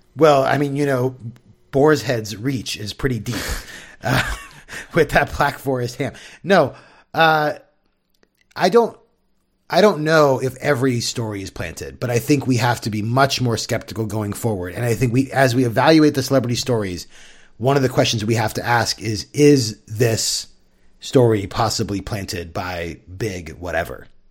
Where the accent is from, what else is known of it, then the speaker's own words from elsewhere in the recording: San Diego, California, United States; growing up in San Diego